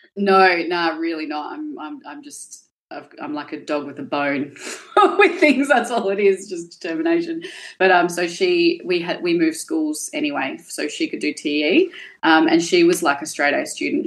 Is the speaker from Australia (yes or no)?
yes; Perth, Western Australia, Australia; I grew up in Balga, which was a really, really low socioeconomic area.